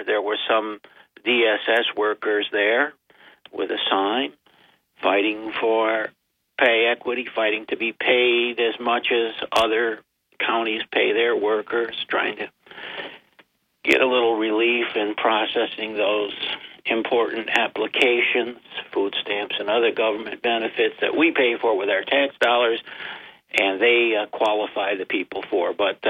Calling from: Binghamton, New York, United States

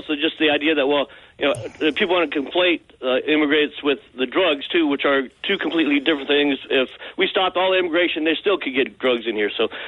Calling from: Nine Mile, Montana, United States; I'm 9 Mile.

